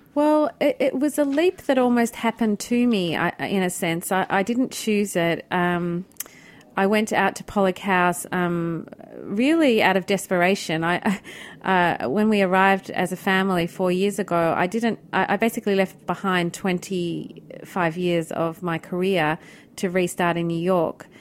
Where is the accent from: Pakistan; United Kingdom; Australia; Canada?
Australia; moved away; also born or lived in Milan; as an Australian coming over here